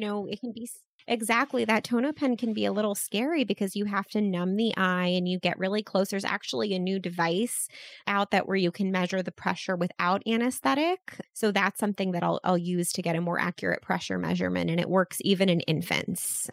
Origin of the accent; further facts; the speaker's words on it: Baltimore, Maryland, United States; my hometown of, of Baltimore